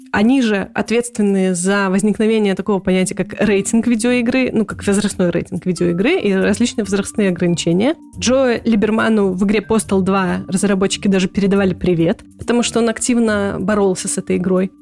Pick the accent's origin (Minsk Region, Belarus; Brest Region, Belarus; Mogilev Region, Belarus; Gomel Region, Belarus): Gomel Region, Belarus; Gomel; moved away as an adult; also born or lived in Minsk, Belarus; now in Poland; Я белорусская, родилась и выросла в Гомеле